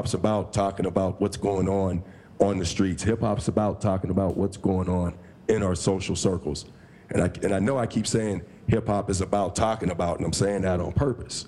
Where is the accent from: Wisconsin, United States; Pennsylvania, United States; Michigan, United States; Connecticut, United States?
Pennsylvania, United States; Coraopolis; moved away as an adult; also born or lived in Pittsburgh, Pennsylvania; I'm from Coriopolis, Pennsylvania.